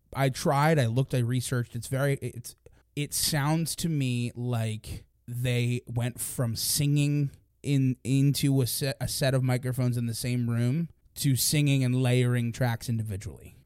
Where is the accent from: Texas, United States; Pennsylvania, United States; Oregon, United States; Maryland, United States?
Pennsylvania, United States; Philadelphia; we're from the Philadelphia